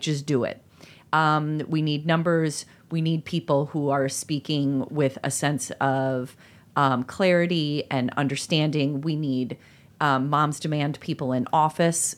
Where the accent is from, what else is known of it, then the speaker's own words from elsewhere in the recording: Chicago, Illinois, United States; as a Chicagoan